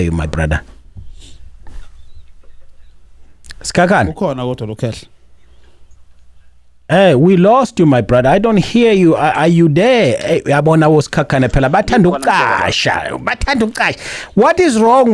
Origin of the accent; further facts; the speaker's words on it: South Africa; now in Danbury, United States; we know as South African and as Africans